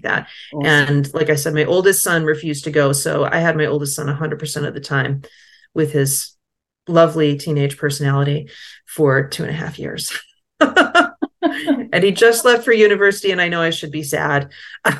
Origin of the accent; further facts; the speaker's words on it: United States; now in France; I am American, but I'm not rich